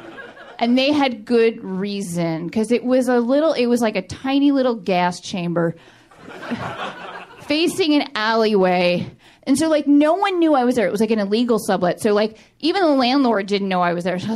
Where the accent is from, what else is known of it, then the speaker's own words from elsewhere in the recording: New York City, New York, United States; moved away as an adult; now in Los Angeles, United States; because I am from New York. I grew up in New York City